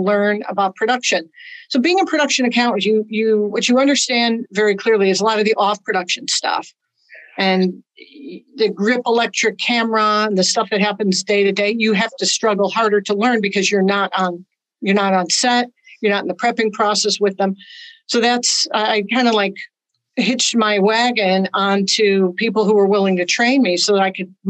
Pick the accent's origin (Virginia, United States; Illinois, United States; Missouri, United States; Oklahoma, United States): Illinois, United States; Chicago; moved away as an adult; also born or lived in Los Angeles; I'm from Chicago originally.